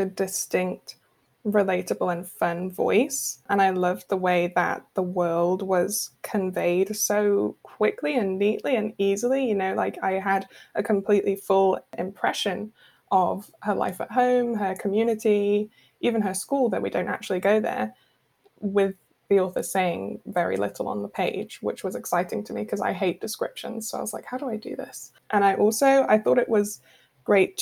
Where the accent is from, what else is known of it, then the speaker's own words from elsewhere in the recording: United Kingdom; a British reader